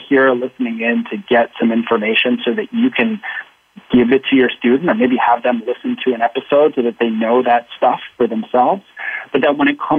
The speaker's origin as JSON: {"language": "English", "region": "Arizona", "country": "United States", "tie": "born or raised there", "said": "I grew up in Arizona"}